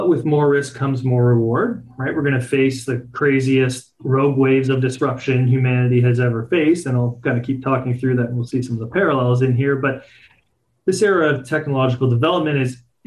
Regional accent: Canada; born and raised in Canada

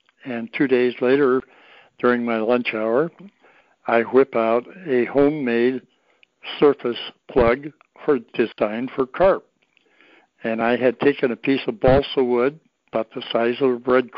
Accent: Oregon, United States; But I grew up fishing in Oregon

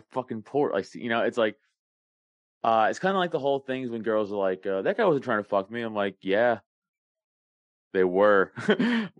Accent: New York City, New York, United States; moved away as an adult; now in Newtown, Pennsylvania, United States; I grew up in Staten Island, New York

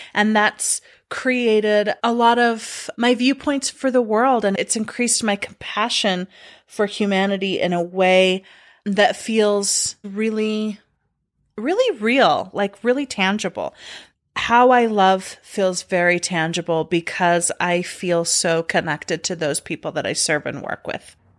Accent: United States; mine were being a girl, a being a Mormon, and being an American.

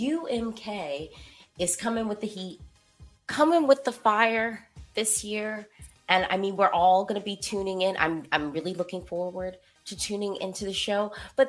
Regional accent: United States; So I am an American.

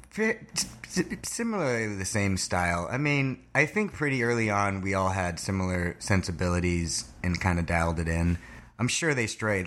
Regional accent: Thousand Oaks, California, United States; I'm from, uh, Thousand Oaks, California, which is about an hour north of here

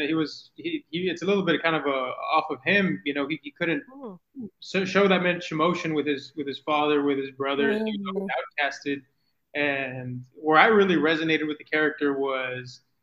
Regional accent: Mission, Texas, United States; moved away as an adult; now in San Antonio, United States; So I'm originally from the Rio Grande Valley. I'm from Mission, Texas, little nowhere town.

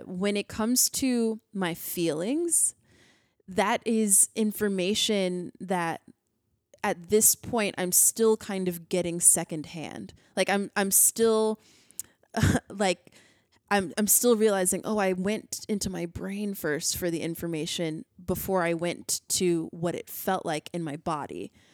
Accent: United States; I'm an American.

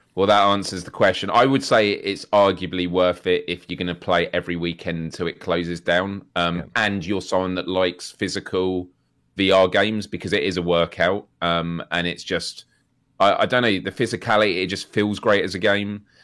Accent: United Kingdom

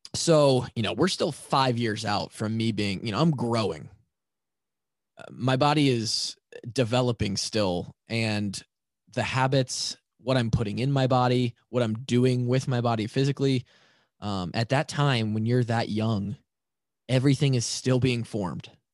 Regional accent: Marshalltown, Iowa, United States; Twenty thirteen, I come from Marshalltown to Iowa City

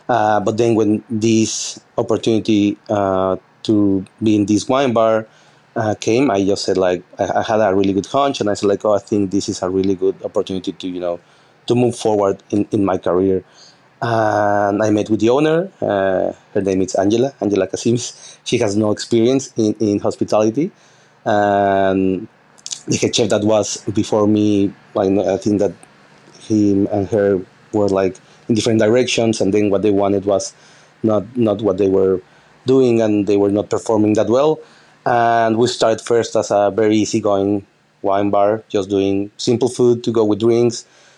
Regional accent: Mexico; me, my girlfriend, which she's my sous chef here as well, and the bar manager, we're all from Mexico.

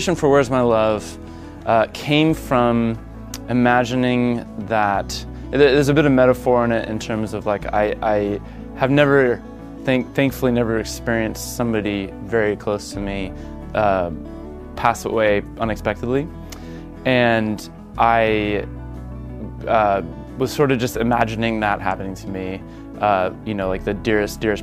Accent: Seattle, Washington, United States; I'm from Seattle, Washington

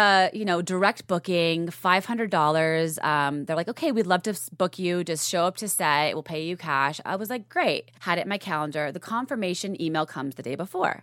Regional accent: Colorado, United States; moved away as an adult; now in Los Angeles, United States; I'm from Colorado

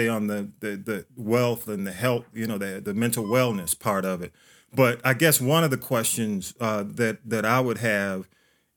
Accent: Atlanta, Georgia, United States; I was on North Avenue. And proud to be here. That's where I grew up.

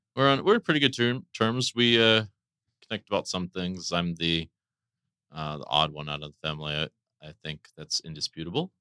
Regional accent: D.C., Maryland, United States; moved away; I grew up in Maryland, near Washington, D C

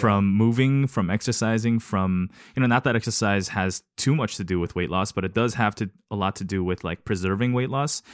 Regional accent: Los Angeles, California, United States; also born or lived in South Korea / East Lansing, Michigan; I was born in Korea and then we left the country t, for a better opportunity, arrived in Los Angeles

